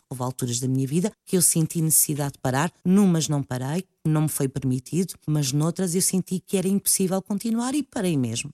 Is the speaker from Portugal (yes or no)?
yes; Lisbon, Portugal; also born or lived in Azores; eu passei grande parte da minha infância aqui em Lisboa